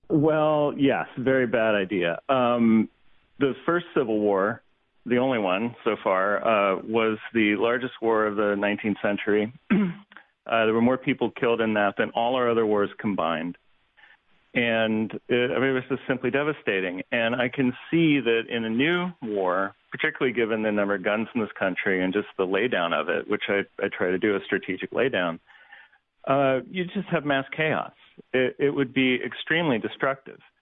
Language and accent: English; Ohio, United States; I'm a Yankee from Ohio